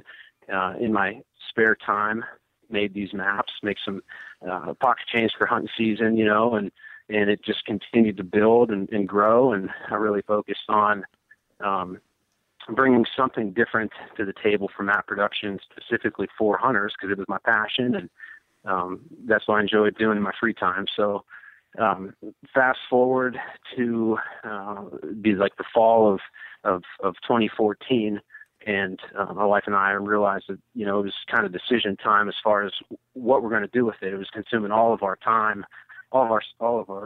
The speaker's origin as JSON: {"language": "English", "region": "Western Pennsylvania", "country": "United States", "tie": "born or raised there", "also_born_or_lived": "Washington D.C. area", "moved": "as an adult", "said": "born and raised in Western Pennsylvania"}